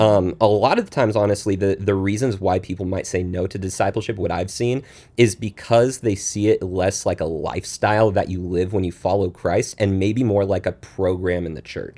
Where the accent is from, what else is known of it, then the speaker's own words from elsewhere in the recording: Pacific Northwest, United States; moved away as an adult; also born or lived in Washington State; now in Texas, United States; I grew up in the Pacific Northwest